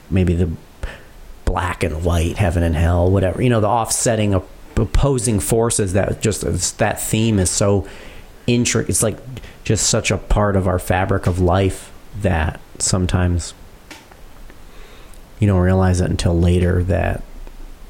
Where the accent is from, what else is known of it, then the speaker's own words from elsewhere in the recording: Connecticut, United States; We're from Connecticut.